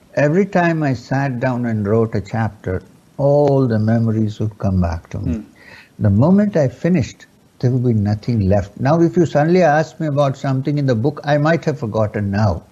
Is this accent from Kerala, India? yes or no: yes; Kerala, India; first language Urdu; English is a second language; I was born and brought up in Kerala